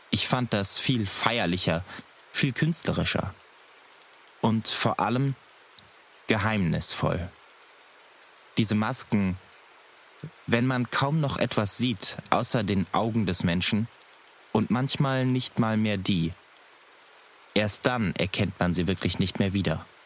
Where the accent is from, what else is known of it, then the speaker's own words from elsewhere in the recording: North Rhine-Westphalia, Germany; Ich komme aus dem Rheinland. Hier wird groß Karneval gefeiert.